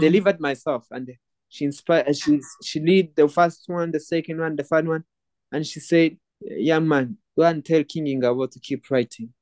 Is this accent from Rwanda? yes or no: yes; Rwanda; born and raised in Rwanda, still live in Rwanda